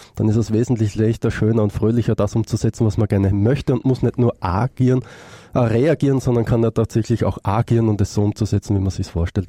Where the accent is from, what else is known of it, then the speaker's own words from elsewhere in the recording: Austria; Ich komme aus Österreich